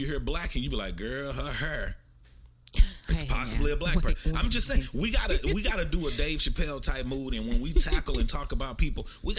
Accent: Nigeria; now in Dallas, United States; I'm from the Igbo tribe in Nigeria.

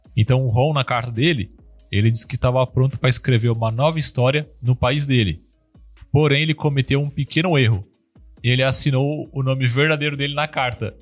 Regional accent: Brazil; eu sou brasileiro

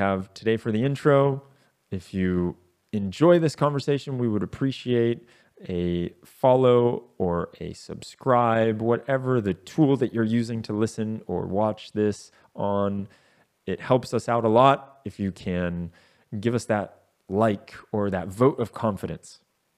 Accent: United States; the US, my home country

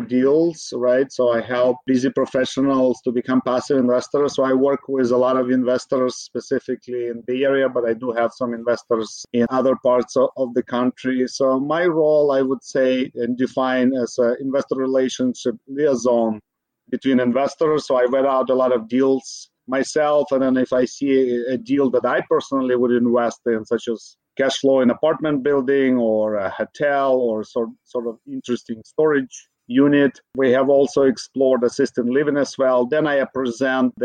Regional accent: Ukraine; now in Bay Area, United States; Originally, I'm from Ukraine

